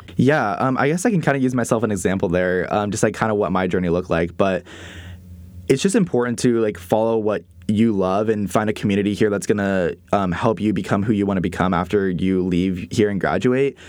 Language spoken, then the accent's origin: English; Encinitas, California, United States; moved away as an adult; now in Waco, United States; I'm originally from San Diego, California, a little beach town in, um, North San Diego called Encinitas